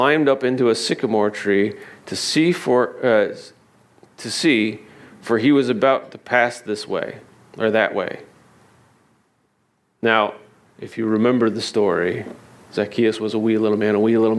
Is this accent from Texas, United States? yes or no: no; Indiana, United States; now in Naples, United States; I had a sycamore tree growing up in Indiana